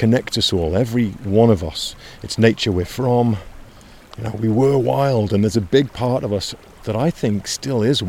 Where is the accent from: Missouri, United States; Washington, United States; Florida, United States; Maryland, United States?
Washington, United States; the North Cascade Mountains of my home state in Washington